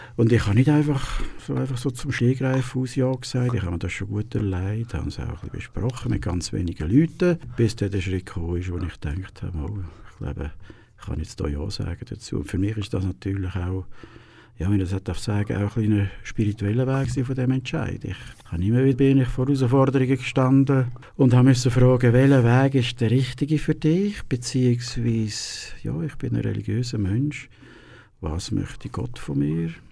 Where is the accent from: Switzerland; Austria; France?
Switzerland; Dietwil, Aargau; also born or lived in Lucerne; geboren bin ich in Luzern, also im Spital dort. Aufgewachsen aber in Dietwil